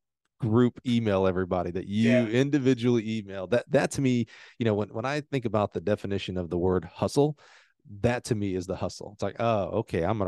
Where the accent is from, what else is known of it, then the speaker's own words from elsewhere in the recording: Alabama, United States; I grew up in Alabama